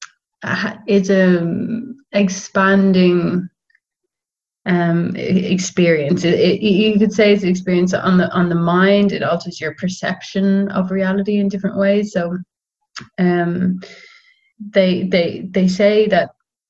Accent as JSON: {"language": "English", "town": "Dublin", "region": "Leinster", "country": "Ireland", "also_born_or_lived": "Netherlands", "said": "I'm from Dublin."}